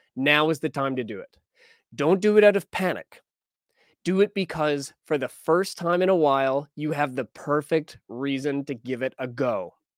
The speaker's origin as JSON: {"language": "English", "region": "Alberta", "country": "Canada", "tie": "born or raised there", "moved": "yes", "lives_now": "British Columbia, Canada", "said": "I was born in Alberta"}